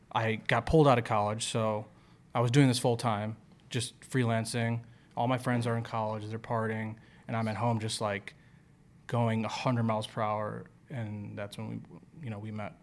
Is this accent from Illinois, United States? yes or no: yes; Chicago, Illinois, United States; I'm from Chicago